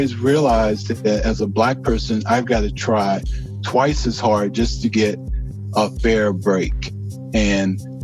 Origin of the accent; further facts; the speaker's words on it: Louisiana, United States; I grew up in the South in Louisiana